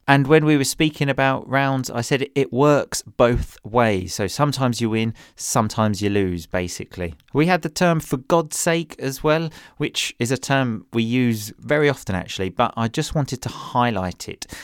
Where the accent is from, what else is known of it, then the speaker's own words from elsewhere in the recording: Essex, East of England, United Kingdom; accent: Essex; my Essex accent